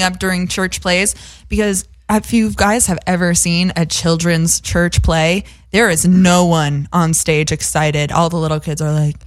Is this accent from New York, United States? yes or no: yes; Montrose, New York, United States; born or raised there; also born or lived in Bronx, New York; now in Los Angeles, United States